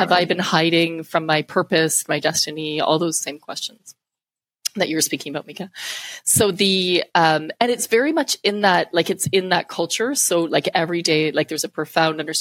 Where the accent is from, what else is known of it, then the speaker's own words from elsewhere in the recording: Canada; being Canadian. I was able to go back home with my passport and made it through the systems. So coming back to my hometown, which is where I live now